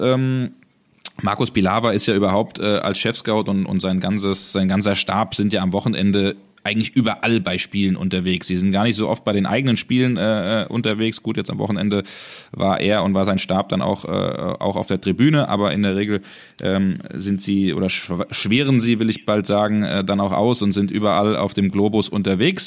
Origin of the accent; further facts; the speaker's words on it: Hesse, Germany; wie man bei uns in Hessen sagt